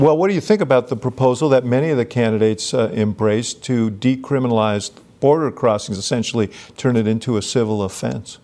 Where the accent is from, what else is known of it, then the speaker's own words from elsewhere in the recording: New York, United States; I grew up in New York at the same time you did